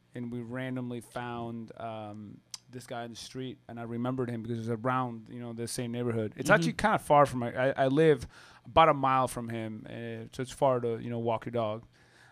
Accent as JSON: {"language": "English", "town": "Santiago", "region": "Santiago Metropolitan Region", "country": "Chile", "tie": "born or raised there", "also_born_or_lived": "Germany / New York / California / Oregon", "moved": "yes", "lives_now": "Austin, United States", "said": "I'm kind of from nowhere and from everywhere at this point. I grew up in Santiago, Chile, and I moved. I've lived in Germany, in New York, in California, Oregon, and now in Texas."}